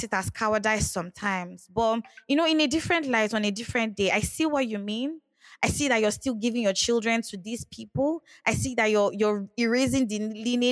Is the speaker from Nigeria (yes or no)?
yes; Nigeria; we are Nigerian